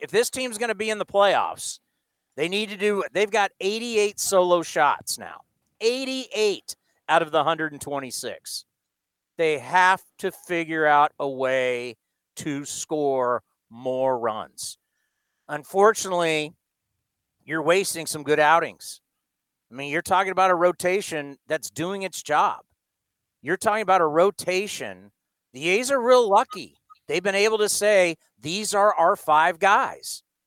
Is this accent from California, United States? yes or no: yes; San Diego, California, United States; moved away as an adult; now in Bay Area, United States; I was born and raised in San Diego, but I've lived in the Bay Area my entire adult life